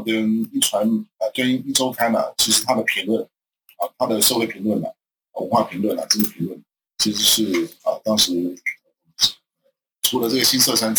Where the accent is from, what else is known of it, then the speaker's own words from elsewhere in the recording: Taiwan; 因为我我我也是成长在这个戒严时期，你看台湾那个时候那么多党外杂志。